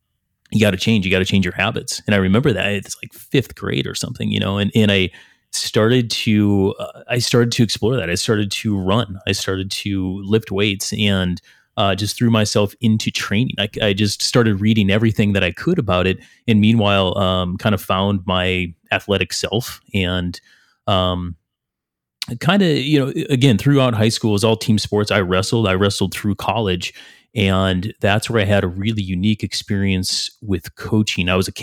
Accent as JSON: {"language": "English", "region": "Minnesota", "country": "United States", "tie": "born or raised there", "said": "I grew up in Northern Minnesota, kind of the team sport model."}